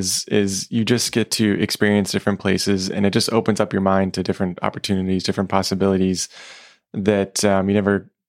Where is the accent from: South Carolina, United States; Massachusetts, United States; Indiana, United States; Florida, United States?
Florida, United States; Like I grew up here in Florida